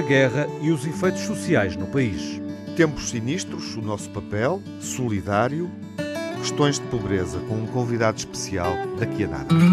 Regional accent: Portugal; enquanto portugueses uh, e europeus

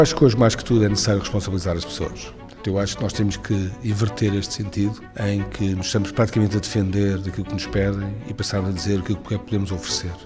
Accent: Portugal; nós estamos, como portugueses

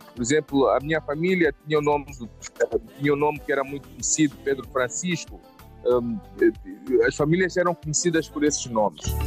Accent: Quelimane, Zambezia, Mozambique; moved away as an adult; also born or lived in Niassa; now in Maputo, Mozambique; Os meus pais são de Climane, província da Zambésia

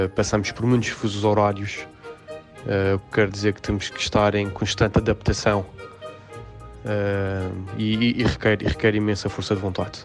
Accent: Madeira, Portugal; moved away as an adult; also born or lived in Lisbon, Portugal / Slovenia / Macau; now in Dubai, United Arab Emirates; Saí da Madeira quando tinha 18 anos para Lisboa

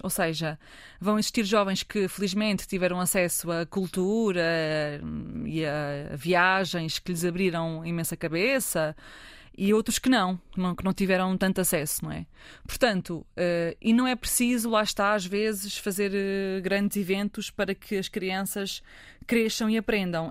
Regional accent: Fátima, Centro, Portugal; cresci em Fátima

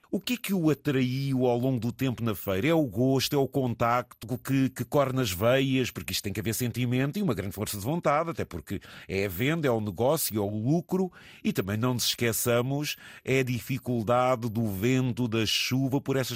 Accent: Benedita, Centro, Portugal; sou da Benedita.

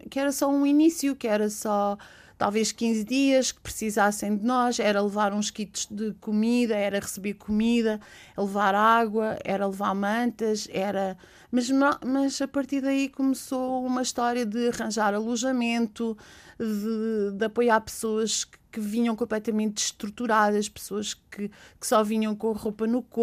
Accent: Alenquer, Lisbon, Portugal; born there; now in Monchique, Portugal; sou artista plástica, eh, nasci em Alenquer e, e estou a viver em Monchique há, há 20 anos e fui para Monchique pela natureza.

